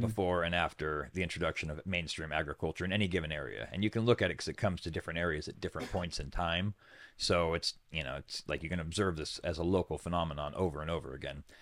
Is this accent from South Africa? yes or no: no; Sutter Buttes, California, United States; I was born in the smallest mountain range in the world, the Sutter Buttes.